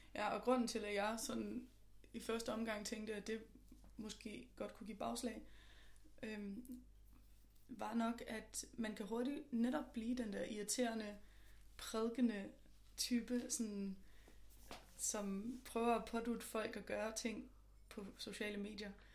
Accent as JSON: {"language": "Danish", "area": "just north of Copenhagen", "region": "Capital Region of Denmark", "country": "Denmark", "lives_now": "Copenhagen, Denmark", "said": "jeg er fra lige nord for København, men jeg bor også i København nu."}